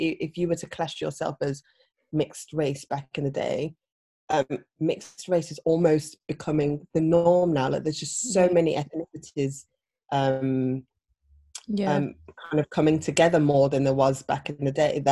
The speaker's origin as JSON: {"language": "English", "town": "Birmingham", "region": "West Midlands", "country": "United Kingdom", "tie": "born or raised there", "moved": "yes", "lives_now": "London, United Kingdom", "said": "growing up in Birmingham, we had a very, very strong, close-knit Ghanaian community"}